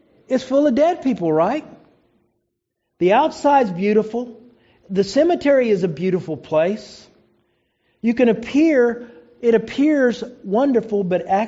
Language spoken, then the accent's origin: English; Oklahoma, United States; I knew a lot of people growing up in Oklahoma